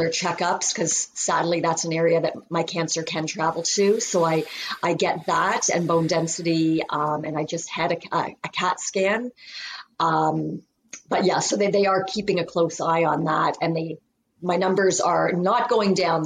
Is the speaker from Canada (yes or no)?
yes; Canada; I am from Canada.